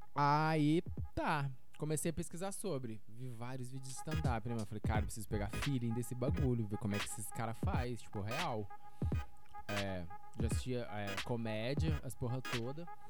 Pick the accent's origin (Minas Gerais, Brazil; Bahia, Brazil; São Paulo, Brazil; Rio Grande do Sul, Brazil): Minas Gerais, Brazil; Lavras; sou de Lavras MG